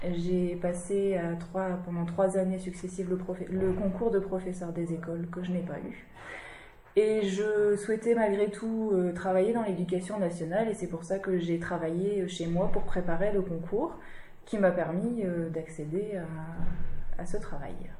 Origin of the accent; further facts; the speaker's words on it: Quimper, Brittany, France; moved away as an adult; now in Bohain-en-Vermandois, France; je suis de Bretagne